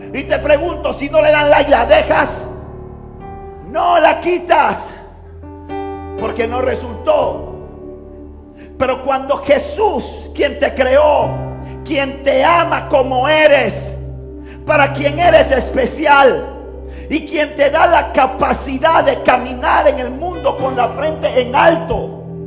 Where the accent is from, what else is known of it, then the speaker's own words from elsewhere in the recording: Panama City, Panama; me crié en Río Abajo, en un barrio difícil